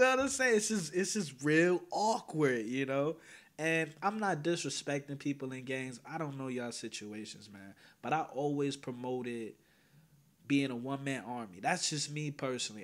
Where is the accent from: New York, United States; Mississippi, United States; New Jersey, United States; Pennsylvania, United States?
New Jersey, United States; Teaneck; I'm from Teaneck, New Jersey, born and raised